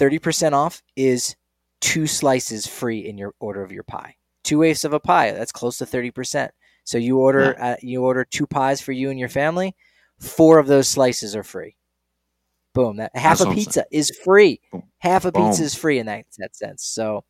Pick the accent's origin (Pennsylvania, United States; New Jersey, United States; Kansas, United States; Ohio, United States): New Jersey, United States; Hey, I'm from Jersey. I know a good pizza is, and Bojo's is good pizza. Come on, it's stamp of approval from a guy from Jersey.